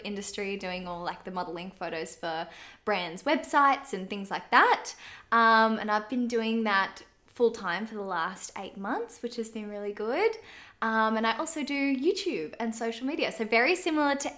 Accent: Canberra, Australian Capital Territory, Australia; I'm from Canberra, so the industry was quite small

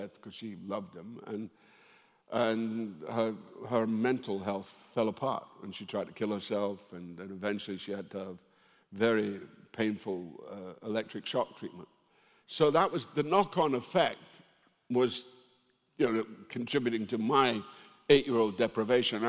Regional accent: Dundee, Scotland, United Kingdom; My family originally came from Ireland to work in the jute mills of Dundee, and it was the women. My hometown, it's very matriarchal.

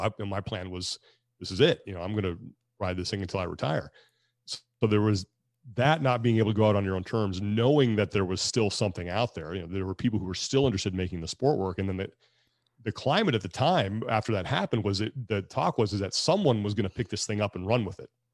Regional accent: Sacramento, California, United States; my hometown in Sacramento

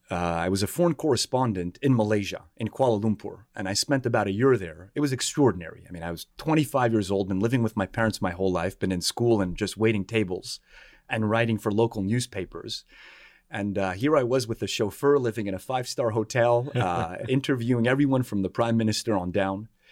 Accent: Montreal, Quebec, Canada; moved away as an adult; now in Washington, D.C., United States; I was born and raised in Montreal

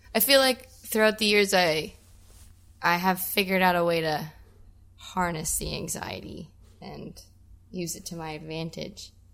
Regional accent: Welland, Ontario, Canada; also born or lived in Ridgeville, Ontario; I grew up in Welland.

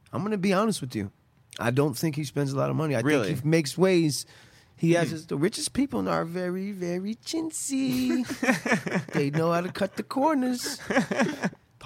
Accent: Beverly Hills, California, United States; we hated it growing up in Beverly Hills

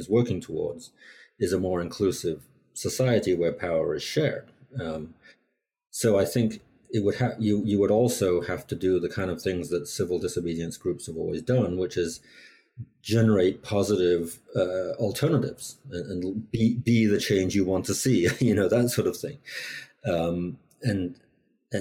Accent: England, United Kingdom; moved away; I grew up in England, where there wasn't so much

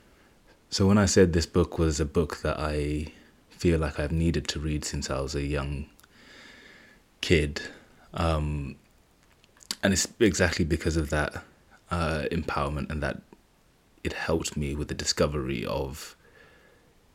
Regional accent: Zimbabwe; moved away; I was born in Zimbabwe, so a large part of my culture and tradition is based there.

